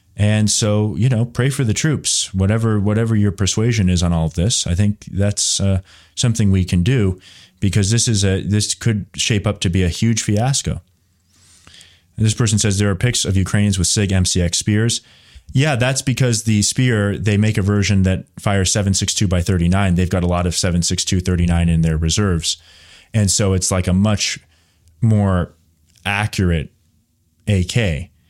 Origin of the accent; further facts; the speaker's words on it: United States; I'm an American